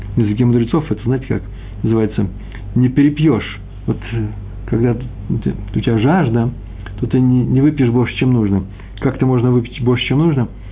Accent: Moscow, Russia; accent: Moscow; я москвич

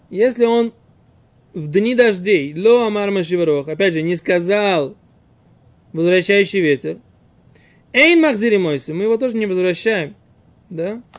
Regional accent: Saratov, Saratov Oblast, Russia; now in Israel; я родился в Саратове

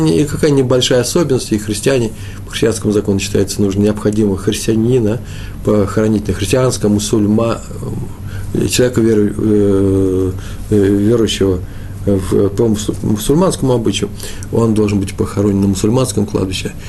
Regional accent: Russia; я из России

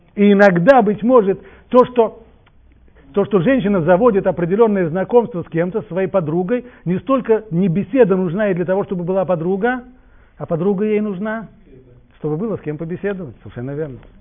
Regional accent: Russia; я вырос в России

